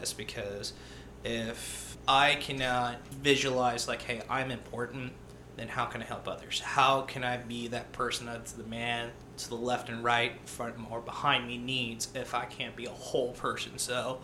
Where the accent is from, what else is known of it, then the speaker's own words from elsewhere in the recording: Jacksonville, North Carolina, United States; I was born in Jacksonville, North Carolina